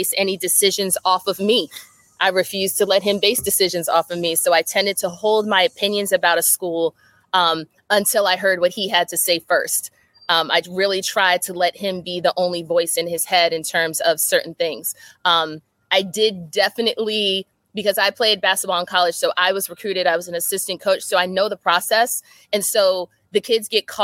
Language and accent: English; New Jersey, United States; moved away; also born or lived in Connecticut / Maryland; I'm from Jersey.